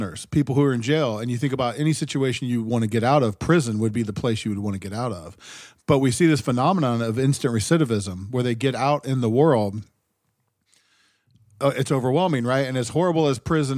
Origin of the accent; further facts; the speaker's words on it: Ohio, United States; I grew up in Ohio